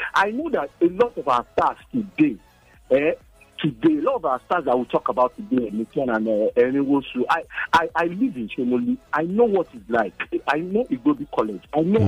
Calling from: Lagos, Nigeria; I'm calling from Ojota.

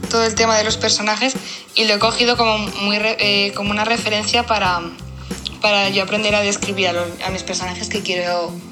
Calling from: Madrid, Community of Madrid, Spain; Hola Andrea … de Madrid y quería comentarte lo del libro

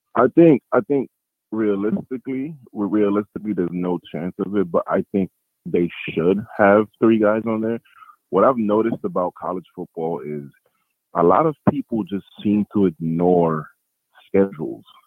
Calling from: New York, United States; I'm calling from New York.

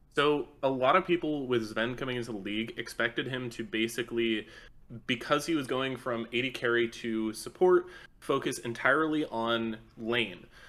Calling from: Austin, Texas, United States; I'm calling from Austin, Texas

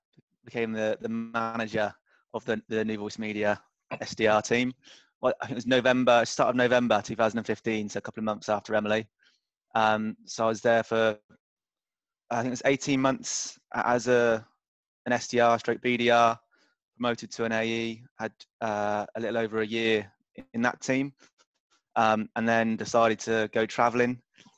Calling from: Sydney, New South Wales, Australia; moved away as an adult; I'm calling in from Sydney, Australia.

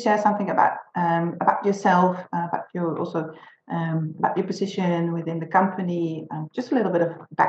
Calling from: Netherlands; English is a second language; as I'm speaking from the Netherlands, where we are in a full lockdown.

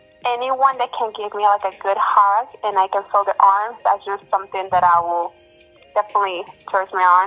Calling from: Miami, Florida, United States; I'm calling from Miami.

